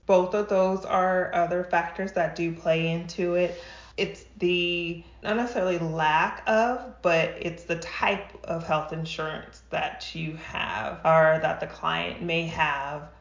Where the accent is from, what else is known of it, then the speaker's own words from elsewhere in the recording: New Mexico, United States; now in Rancho Cucamonga, United States; I'm originally from New Mexico. I'm not a California native